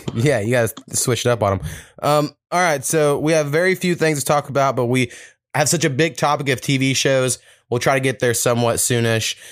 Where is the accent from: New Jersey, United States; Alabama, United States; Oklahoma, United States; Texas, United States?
Oklahoma, United States; Oklahoma, we got some shit, but we're like the last state, you know, that was settled in the mainland